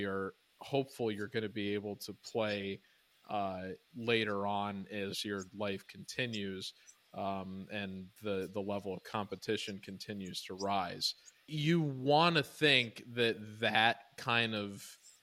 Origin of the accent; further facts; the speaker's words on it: Illinois, United States; I grew up in Illinois